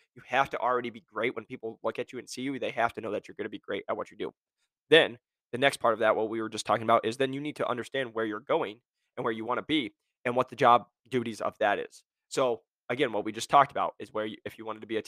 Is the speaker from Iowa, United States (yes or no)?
yes; Iowa, United States; I'm from Iowa, we hunt